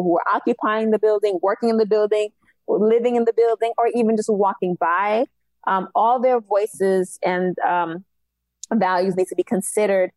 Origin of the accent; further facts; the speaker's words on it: New York City, New York, United States; also born or lived in Haiti (ancestry) / Long Island; Cambria Heights is where I was raised